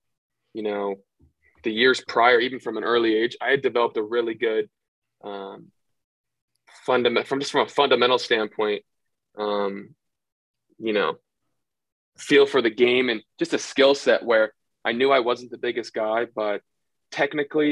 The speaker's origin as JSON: {"language": "English", "area": "outside Sacramento", "region": "Northern California", "country": "United States", "tie": "born or raised there", "said": "I was still originally from Northern California. So I grew up right outside of Sacramento"}